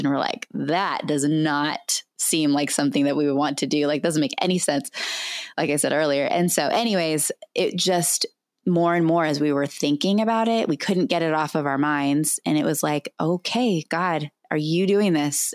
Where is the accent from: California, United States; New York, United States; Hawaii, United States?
California, United States; moved away as an adult; also born or lived in Albuquerque, New Mexico; I was born and raised in California